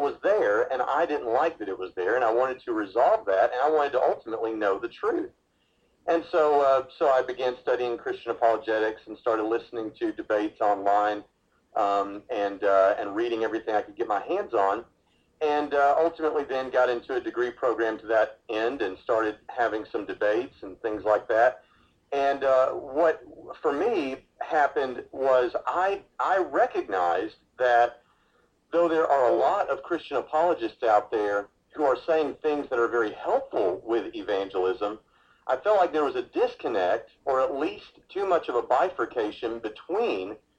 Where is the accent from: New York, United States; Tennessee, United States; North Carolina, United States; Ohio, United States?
Tennessee, United States; Lebanon; moved away; we grew up outside of Nashville, Tennessee, in a place called Lebanon, Tennessee